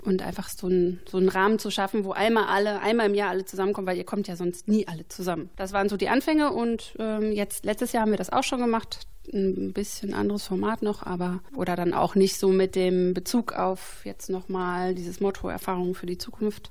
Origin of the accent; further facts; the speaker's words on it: Bielefeld area, North Rhine-Westphalia, Germany; moved away; also born or lived in Hesse; zurück in meine alte Heimat wollte, also ich wollte vielleicht nach Bielefeld